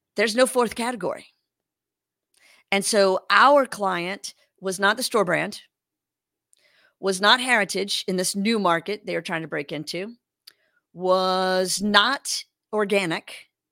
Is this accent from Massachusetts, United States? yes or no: no; Louisiana, United States; moved away as an adult; also born or lived in Los Angeles; I grew up in Louisiana